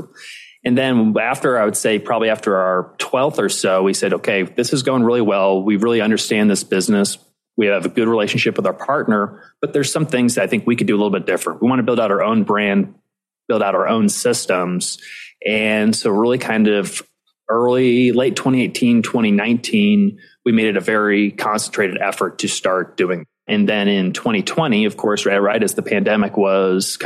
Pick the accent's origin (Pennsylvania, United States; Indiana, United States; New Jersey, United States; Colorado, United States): Indiana, United States; Indianapolis; also born or lived in New York City; I ended up moving back to Indianapolis, which is my hometown